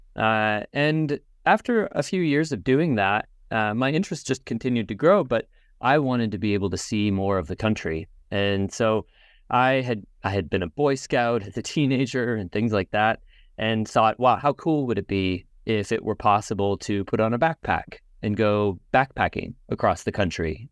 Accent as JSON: {"language": "English", "region": "Indiana", "country": "United States", "tie": "born or raised there", "moved": "yes", "lives_now": "Binghamton, United States", "said": "I grew up in the United States and I'm originally from Indiana"}